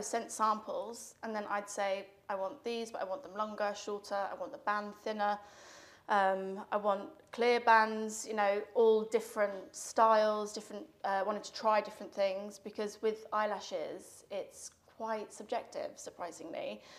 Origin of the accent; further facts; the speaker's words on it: Spain; now in United Kingdom; I grew up in Spain. And we lost touch, as you do. I moved back to the UK.